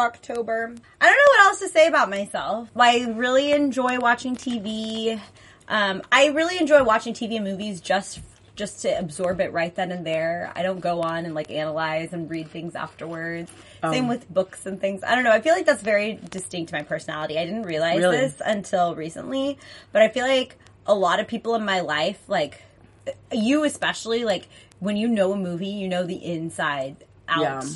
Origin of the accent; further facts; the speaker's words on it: Plano, Texas, United States; also born or lived in Austin, Texas; I went to UT Austin after my schooling here in Plano, Texas